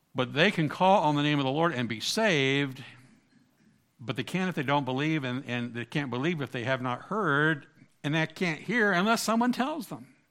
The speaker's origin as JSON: {"language": "English", "region": "Southern Ohio", "country": "United States", "tie": "born or raised there", "said": "I grew up in Southern Ohio, part of the Bible Belt"}